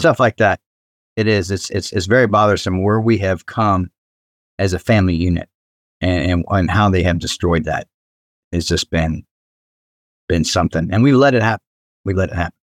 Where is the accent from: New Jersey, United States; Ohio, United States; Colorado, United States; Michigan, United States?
Ohio, United States; Cincinnati; I grew up in Cincinnati